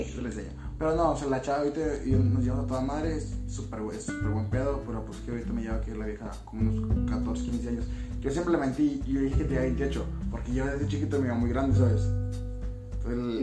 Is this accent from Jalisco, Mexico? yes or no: yes; Jalisco, Mexico; yo, soy de Jalisco